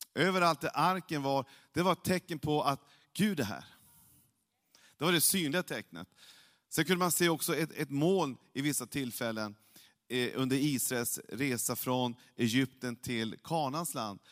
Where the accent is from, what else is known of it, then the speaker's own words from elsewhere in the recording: Norrland, Sweden; jag är mycket märklig norrlänning